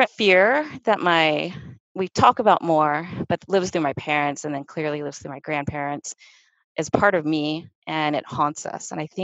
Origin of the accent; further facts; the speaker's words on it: Mississippi, United States; now in Boston, United States; I was born and raised in Mississippi